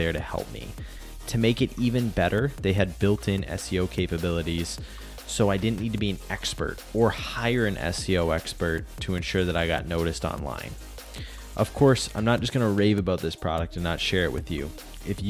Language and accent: English; Canada; I'm Canadian